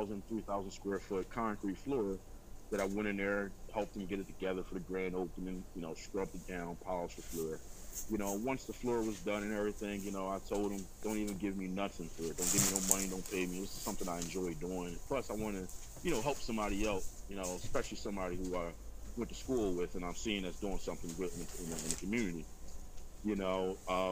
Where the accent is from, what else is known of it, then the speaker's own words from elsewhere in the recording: Philadelphia, Pennsylvania, United States; I'm originally from South Philadelphia, now reside up in the Germantown area of the city